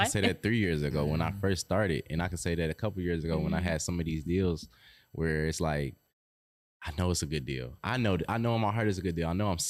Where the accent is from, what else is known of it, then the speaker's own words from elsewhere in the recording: Detroit, Michigan, United States; I grew up in Rosedale, and it's like, I go back to Rosedale, I'll be like, it's not the same.